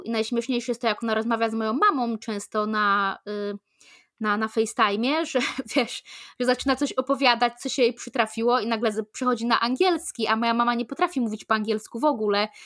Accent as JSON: {"language": "Polish", "country": "Poland", "accent": "Polish", "moved": "yes", "said": "mojego akcentu polskiego"}